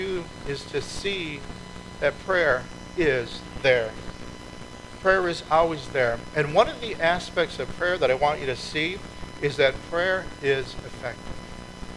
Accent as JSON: {"language": "English", "region": "Minnesota", "country": "United States", "tie": "born or raised there", "moved": "yes", "said": "I grew up in Minnesota"}